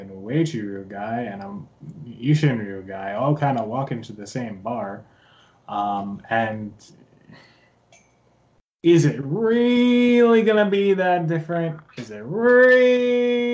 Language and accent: English; Philadelphia, Pennsylvania, United States; I'm from Philadelphia